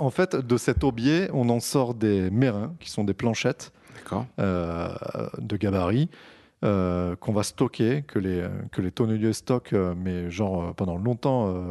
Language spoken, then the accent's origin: French; France; Parce que nous sommes français et nous sommes les meilleurs.